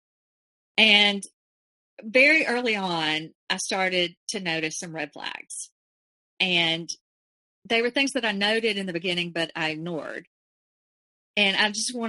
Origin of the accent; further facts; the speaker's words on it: Alabama, United States; I was from Alabama